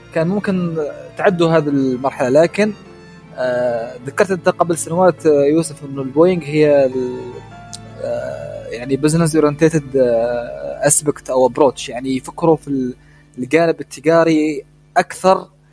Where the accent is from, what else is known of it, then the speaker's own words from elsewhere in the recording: Oman; احنا كسلطنه عمان